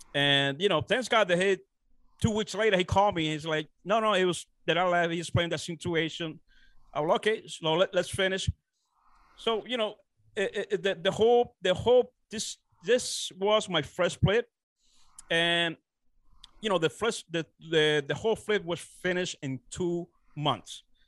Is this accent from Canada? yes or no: no; Dominican Republic; moved away as an adult; now in United States; I'm originally from the Dominican Republic. Uh, I was born and raised down there. Uh, so I came uh, to United States, uh, you know, uh, around 18 when I was 18 years old